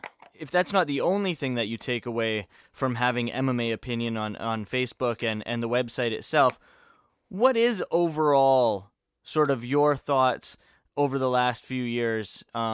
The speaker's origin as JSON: {"language": "English", "country": "Canada", "said": "Funny, we're all Canadian."}